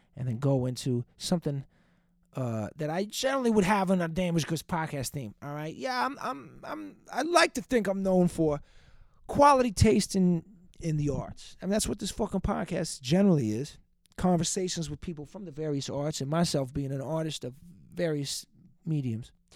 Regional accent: Boston, Massachusetts, United States; Old Dirty Boston? That's a great podcast from my hometown

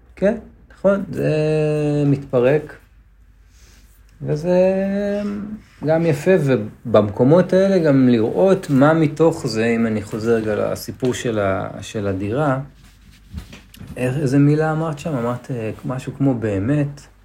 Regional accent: Netanya, Central District, Israel; בתור ילד שגדל בנתניה

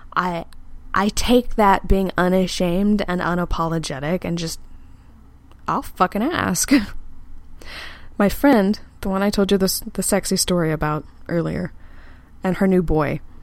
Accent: Texas, United States; I'm from Texas, and I've been in the South for a while

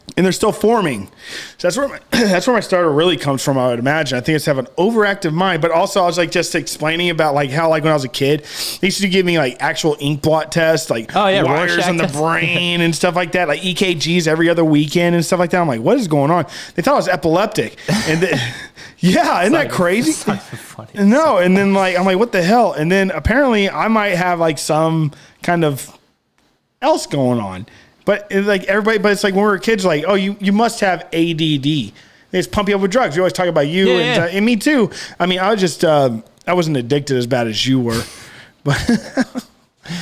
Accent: South Texas, United States; I loved growing up in South Texas

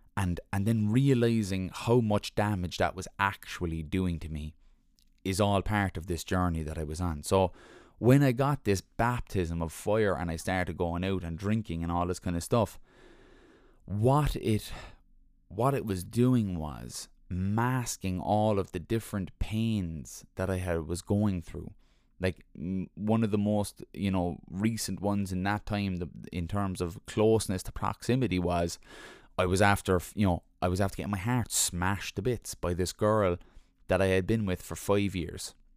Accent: Ireland; We're Irish

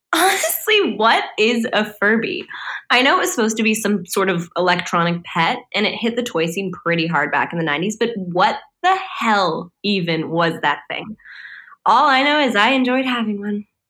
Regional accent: Los Angeles, California, United States; I was born in Los Angeles, California.

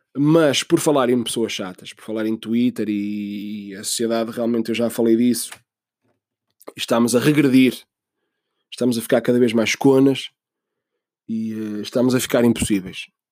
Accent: Portugal; sou português

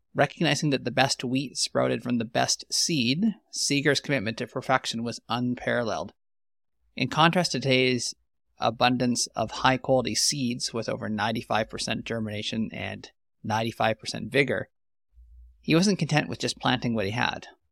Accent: Canadian Prairies, Canada; I'm an agronomist from the Western Canadian prairies

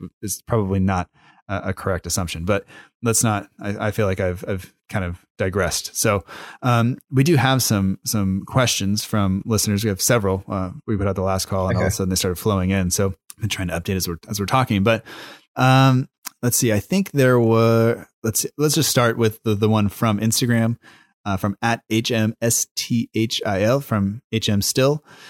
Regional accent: United States; I'm an American fan

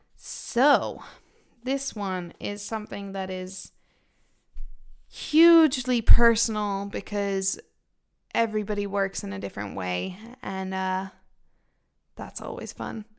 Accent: Israel; also born or lived in United Kingdom; now in Finland; I grew up in Israel and then I moved to the UK.

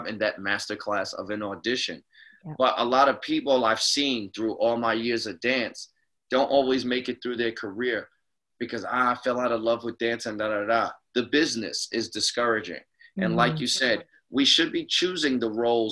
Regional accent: New York City, New York, United States; I'm from the Bronx, New York

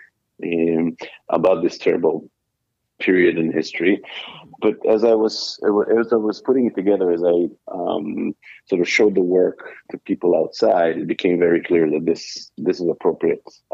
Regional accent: Israel; first language Hebrew; English is a second language; moved away as an adult; now in New York, United States; English is not my native language. I grew up and lived most of my life in Israel. Hebrew is my language. I now live in New York

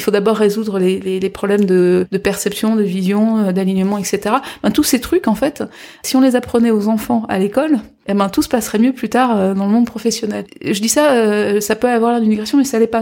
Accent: Guadeloupe, France; moved away; Moi je suis de Guadeloupe

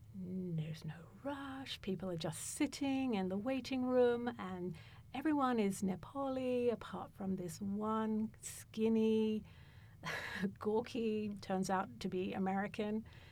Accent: London, United Kingdom; also born or lived in North America; now in Boulder, United States; we ended up going back to England so my mother could be with her parents. And I grew up in a North London working class area, and then destiny brought me to Boulder.

